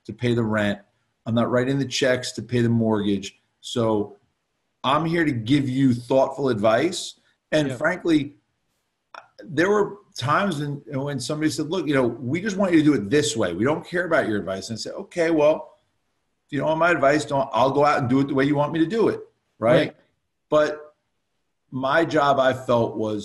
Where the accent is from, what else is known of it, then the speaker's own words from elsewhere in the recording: West Orange, New Jersey, United States; the town I grew up in West Orange